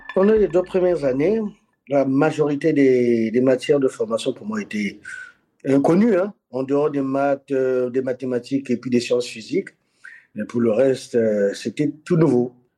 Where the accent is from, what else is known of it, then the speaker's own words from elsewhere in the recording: Republic of the Congo; moved away as an adult; also born or lived in Cameroon / Democratic Republic of the Congo; now in Dili, Timor-Leste; J'ai grandi au Congo-Brazzaville, pays dans lequel je suis né